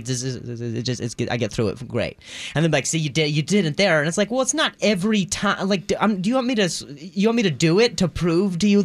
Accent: Indiana, United States; now in Los Angeles, United States; I was born in Indiana

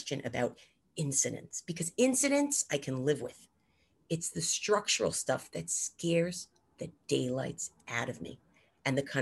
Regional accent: United States; an American Jew

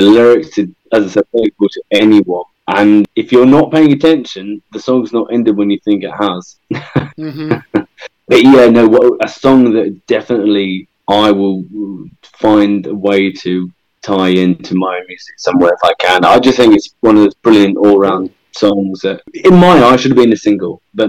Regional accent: England, United Kingdom; You know, I'm from the north of England before I'm from England.

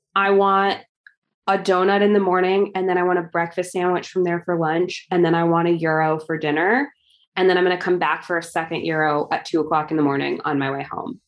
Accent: Chicago, Illinois, United States; I am from Chicago.

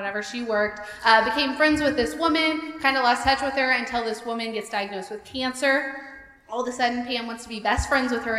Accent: Sedalia, Missouri, United States; I'm from a little town called Sedalia.

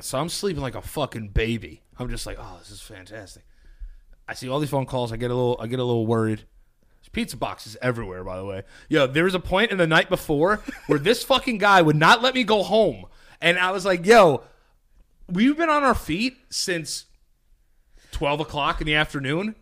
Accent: New York, United States; we're from New York.

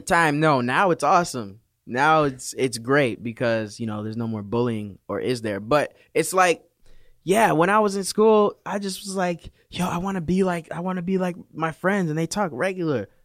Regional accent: West Palm Beach, Florida, United States; also born or lived in Canada; I'm from Florida, West Palm Beach. Um, I was born in Canada. raising the mean streets of Palm Beach

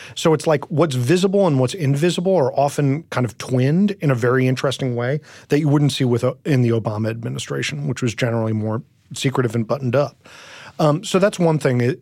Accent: New York, United States; I grew up in New York, and so I grew up reading, you know, the Daily News and the, and the New York Post

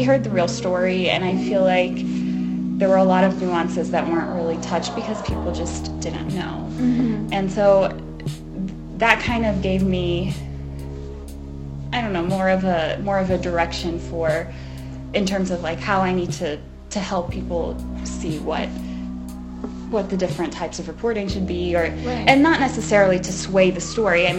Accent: North Carolina, United States; first language English; moved away as an adult; also born or lived in Georgia; now in Colorado, United States; I grew up in North Carolina, lived there my whole life until I moved to Colorado. I lived in Georgia for a couple of years, but that doesn't count

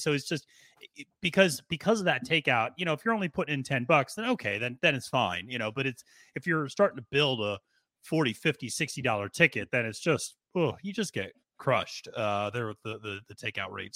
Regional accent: Reading, Pennsylvania, United States; now in Northern Virginia, United States; native of Pennsylvania, I grew up in Reading, Pennsylvania, about an hour and a half outside of Philadelphia

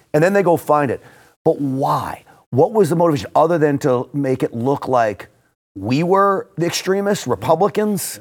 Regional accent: New York, United States; I grew up in and around New York

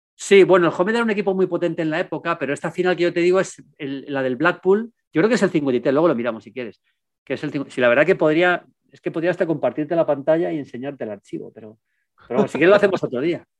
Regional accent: Spain; el Mundial en España, en mi país, yo era un chavalín

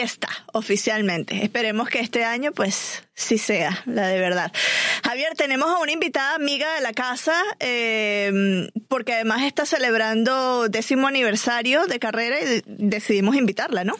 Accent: Venezuela; yo como venezolana

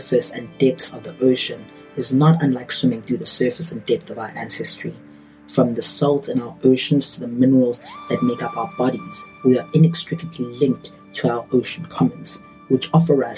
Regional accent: South Africa; as a South African

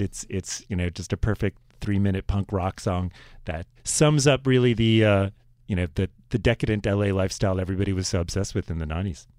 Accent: Virginia, United States; I was from Virginia

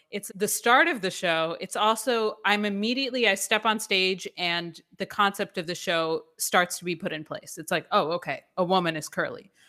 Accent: Atlanta, Georgia, United States; moved away as an adult; also born or lived in New York / New York City; I am from New York originally, I grew up in Atlanta

